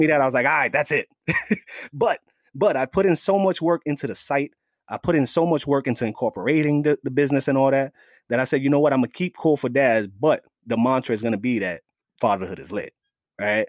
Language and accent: English; New York City, New York, United States; also born or lived in Staten Island, New York; I was born and raised in the Bronx, the Bronx section of New York